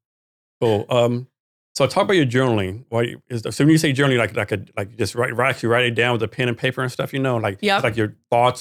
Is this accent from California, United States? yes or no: no; Texas, United States; So I'm from Texas.